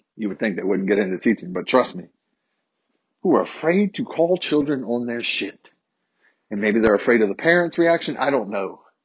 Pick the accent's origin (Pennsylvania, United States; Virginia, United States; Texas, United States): Virginia, United States; Harrisonburg; I grew up in Harrisonburg, a majority white city, small city